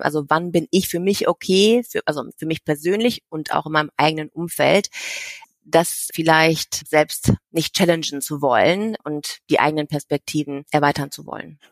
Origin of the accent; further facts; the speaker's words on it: Germany; moved away; ich komme aus Deutschland, bin halb Asiatin und habe ja in ein paar verschiedenen Ländern schon selber gelebt